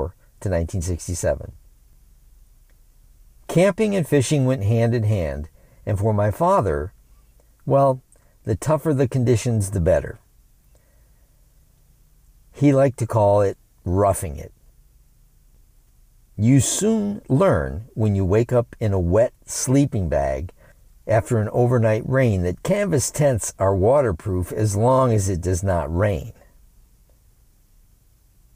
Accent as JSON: {"language": "English", "town": "Lansing", "region": "Michigan", "country": "United States", "tie": "born or raised there", "said": "born and raised in Lansing, Michigan"}